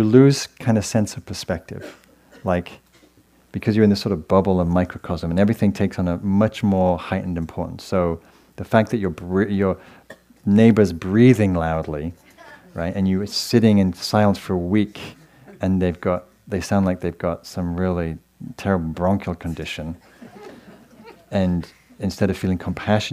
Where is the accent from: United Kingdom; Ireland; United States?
United Kingdom; England; moved away; I come from England, and my lovely parents are here visiting from England tonight